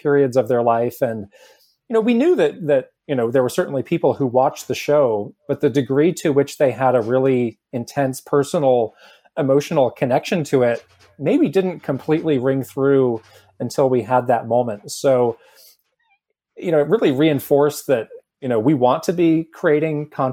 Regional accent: California, United States; we're both from California, from this area

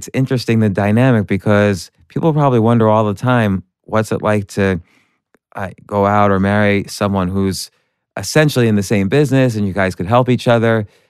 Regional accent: New Jersey, United States; I grew up in the New Jersey suburbs.

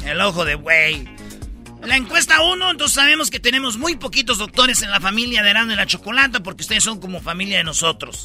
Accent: Michoacán, Mexico; born or raised there; moved away

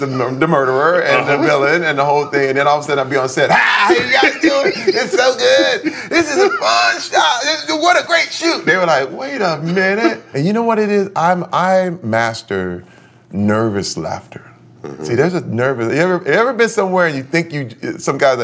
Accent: Flint, Michigan, United States; Growing up in Flint, Michigan, I saw people who traded their dreams in for security.

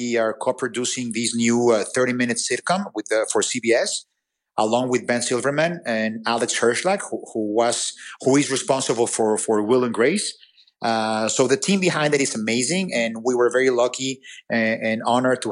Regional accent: Mexico; English is a second language; I'm from Mexico or that I speak with an accent

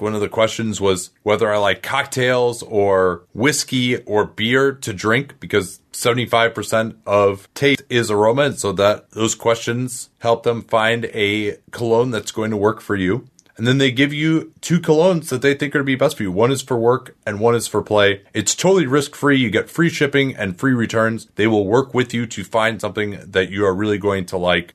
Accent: Chicago, Illinois, United States; as a Chicagoan

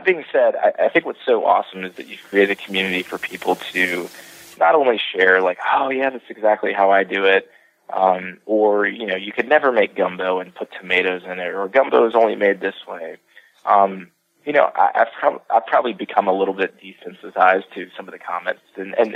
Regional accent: the South, United States; being born and raised in the South

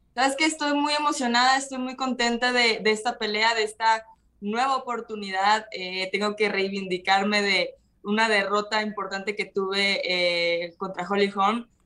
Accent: Mazatlán, Sinaloa, Mexico; born or raised there; moved away as an adult; also born or lived in Culiacán, Sinaloa; now in Guadalajara, Mexico

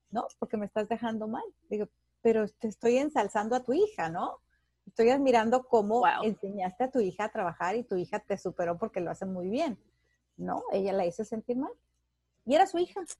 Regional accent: Mexico; yo que soy mexicana, en México, que estabas acostumbrada a ver a los compañeros de trabajo

